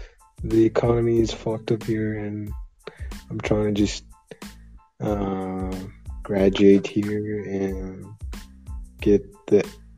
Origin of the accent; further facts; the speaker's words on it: Iran; English is a second language; I'm from Iran.